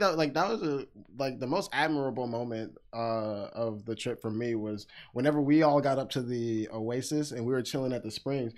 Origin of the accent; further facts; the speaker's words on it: Texas, United States; I'm from Texas